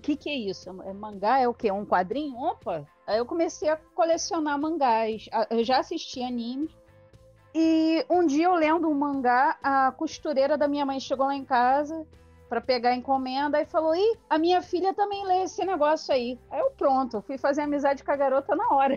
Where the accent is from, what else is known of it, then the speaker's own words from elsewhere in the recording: Rio de Janeiro, Brazil; eu sou do Rio de Janeiro.